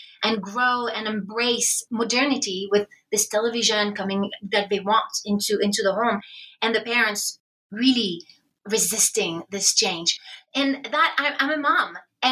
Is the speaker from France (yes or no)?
yes; France; moved away as an adult; now in United States; I'm from France. I came to BYU